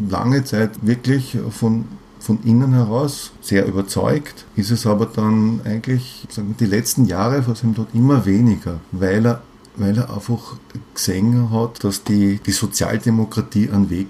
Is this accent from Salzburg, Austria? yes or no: no; Vienna, Austria; Ich bin Wiener.